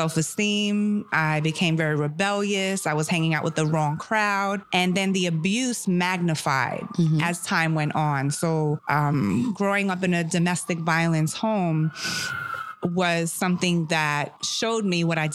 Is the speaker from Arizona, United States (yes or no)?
no; New York City, New York, United States; born or raised there; first language German; English is a second language; also born or lived in Germany / Seattle